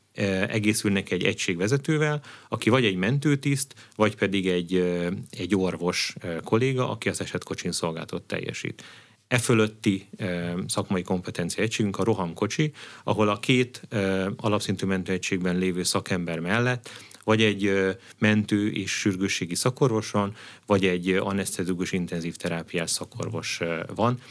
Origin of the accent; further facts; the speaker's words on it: Debrecen, Hajdú-Bihar, Hungary; debreceni gyerek vagyok